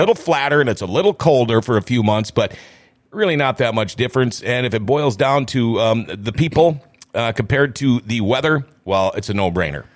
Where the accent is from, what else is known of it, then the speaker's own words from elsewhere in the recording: Thief River Falls, Minnesota, United States; now in Grand Forks, United States; I'm from Thief River Falls. But, and I got out and I ended up coming back